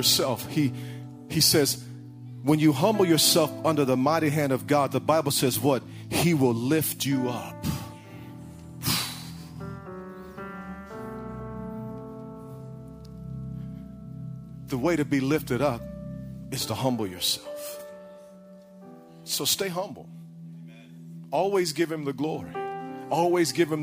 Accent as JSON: {"language": "English", "region": "Illinois", "country": "United States", "tie": "born or raised there", "moved": "yes", "lives_now": "Texas, United States", "said": "I grew up in Illinois, so you had some ridiculous winters"}